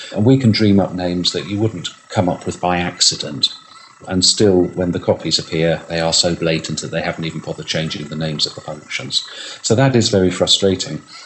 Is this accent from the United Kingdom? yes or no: yes; United Kingdom; I'm British